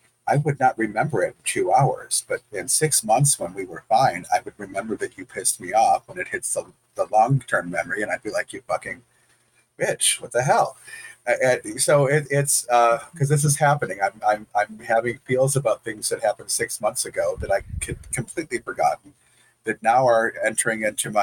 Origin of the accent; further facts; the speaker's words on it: Detroit, Michigan, United States; I'm from Detroit